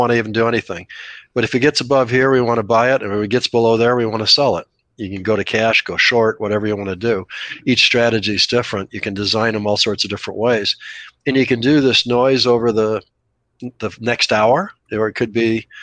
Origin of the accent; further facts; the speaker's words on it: Scottsdale, Arizona, United States; Scottsdale, my hometown